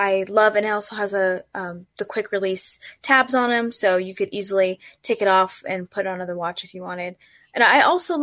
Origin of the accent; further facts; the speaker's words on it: Southern California, United States; moved away as an adult; now in Colorado, United States; I'm from Southern California, which has warm weather